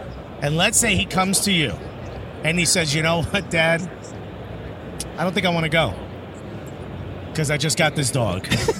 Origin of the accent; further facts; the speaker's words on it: Newark, New Jersey, United States; I grew up in the hood, he grew up in the hood. I grew up in Newark, New Jersey, he grew up in Brooklyn.